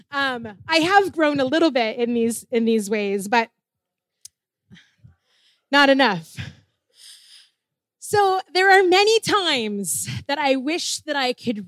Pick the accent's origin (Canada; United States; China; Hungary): Canada; Ontario; moved away as an adult; I was coming in from Ontario